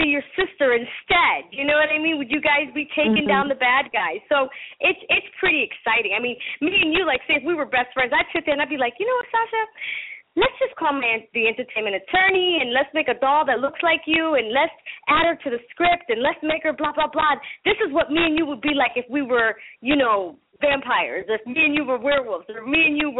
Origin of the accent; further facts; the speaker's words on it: Massachusetts, United States; first language Spanish; English is a second language; also born or lived in Panama; now in California, United States; I grew up in Massachusetts